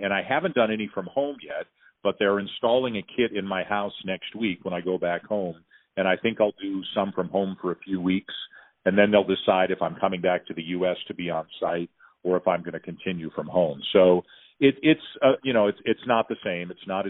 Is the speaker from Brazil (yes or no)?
no; Canada; So, again, I'm in a tricky spot being Canadian.